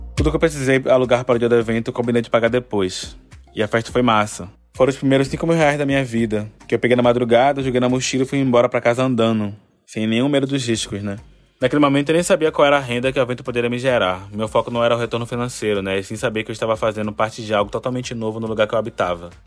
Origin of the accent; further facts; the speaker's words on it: Salvador, Bahia, Brazil; Eu nasci e vivo em Salvador